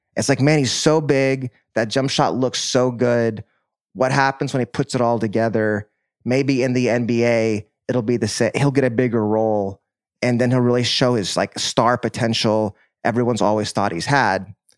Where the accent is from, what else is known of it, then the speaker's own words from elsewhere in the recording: Dallas, Texas, United States; I'm from Dallas